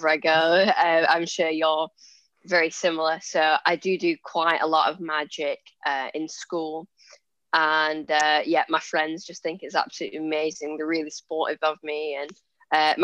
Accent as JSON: {"language": "English", "area": "Lancashire", "region": "North West England", "country": "United Kingdom", "said": "I'm 14 years old and I'm a magician from Lancashire in England."}